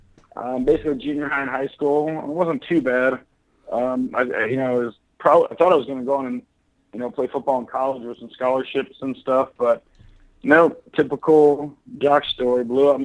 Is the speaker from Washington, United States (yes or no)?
yes; Puyallup, Washington, United States; also born or lived in LaGrange, Georgia; now in Orlando, United States; Originally from Puyallup, Washington. So I was born in LaGrange, Georgia, but I moved up there when I was about 4 years old. So yeah, I'm definitely a Seattle kid.